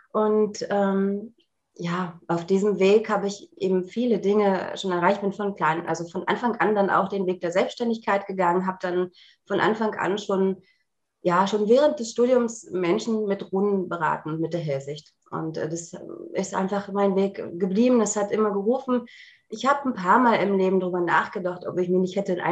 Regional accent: Berlin, Germany; ich komme ja aus Berlin, ähm, bei, bei mir so die ESO-Läden, die ich kannte, aufgesucht

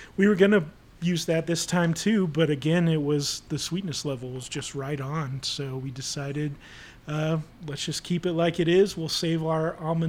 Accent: Kansas City, Missouri, United States; I'm from Kansas City, and huge Chiefs fan

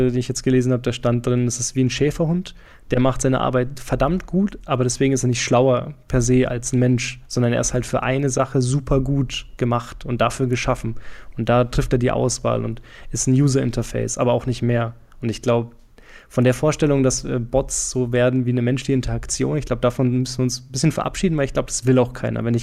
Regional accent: Franconia, Bavaria, Germany; accent: Franconian; moved away; Mein Fränkisch scheint gerade ein bisschen durch. Trivia, ich komme aus Franken ursprünglich.

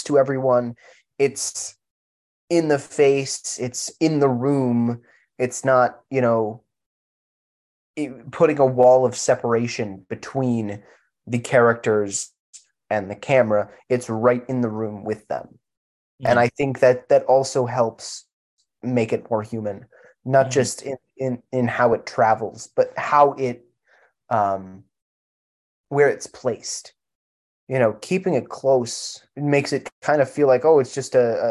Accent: United States; as an American

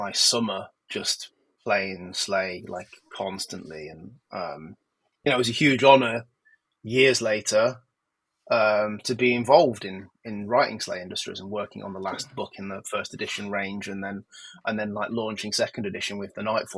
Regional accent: Nottingham, East Midlands, United Kingdom; I grew up in Nottingham, and in the sort of 80s and 90s in Nottingham

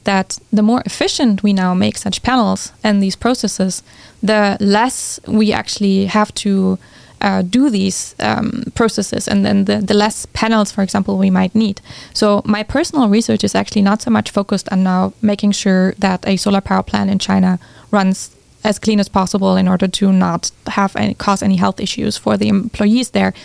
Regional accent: Germany; moved away as an adult; also born or lived in California; I'm originally from Germany, which many people um, have a hard time to believe, but I grew up there.

